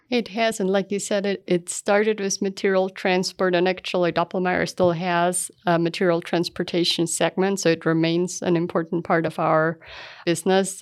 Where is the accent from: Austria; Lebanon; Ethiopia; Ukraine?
Austria; Aflenz, Styria; moved away as an adult; also born or lived in California, United States; now in Utah, United States; I grew up in a small town called Aflans in, in Austria.